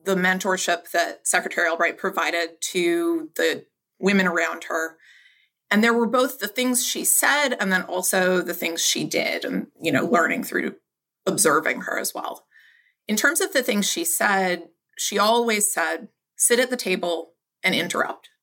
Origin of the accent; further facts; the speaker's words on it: Baltimore, Maryland, United States; I grew up in Baltimore City